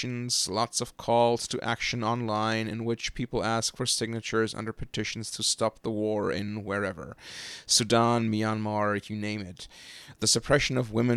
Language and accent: English; Germany; moved away as an adult; now in United States; since I grew up in Germany and since I was politically socialized in German far-left-wing circles